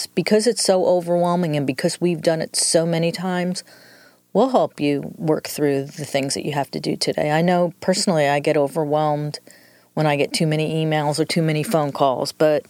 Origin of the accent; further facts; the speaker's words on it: New York, United States; accent: New York; moved away; I'm originally from New York, so the accent is a combination of New York and 25 years in the South.